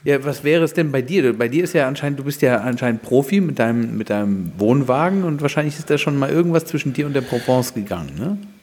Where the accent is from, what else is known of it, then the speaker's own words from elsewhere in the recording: Germany; wir da als Deutsche